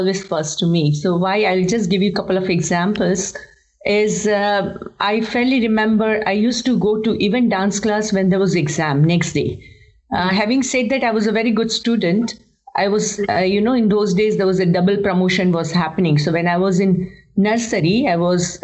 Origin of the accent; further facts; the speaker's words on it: Kolkata, West Bengal, India; moved away as an adult; now in Mumbai, India; I'm from Kolkata, born and raised in Kolkata, and then moved to Mumbai.